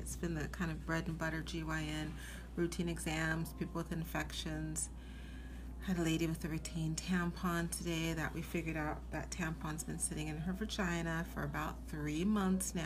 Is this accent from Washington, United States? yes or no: yes; Seattle, Washington, United States; moved away as an adult; now in New York City, United States; I am originally from Seattle, Washington. I moved here after medical school. So I grew up in Seattle